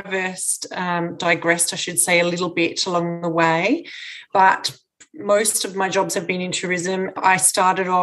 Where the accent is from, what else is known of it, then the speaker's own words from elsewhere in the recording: Mannum, South Australia, Australia; I'm from Mannum